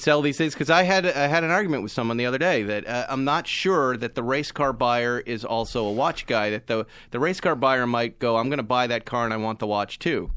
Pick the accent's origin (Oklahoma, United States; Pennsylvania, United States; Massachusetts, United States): Massachusetts, United States; I'm from Massachusetts